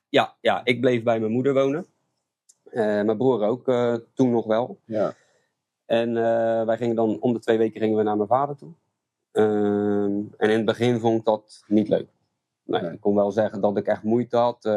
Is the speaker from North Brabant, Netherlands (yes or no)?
no; Goudswaard, South Holland, Netherlands; also born or lived in Rotterdam; now in Strijen, Netherlands; En dat werd Goudswaard. En daar ben ik eigenlijk eh, opgegroeid, deels. En deels in Rotterdam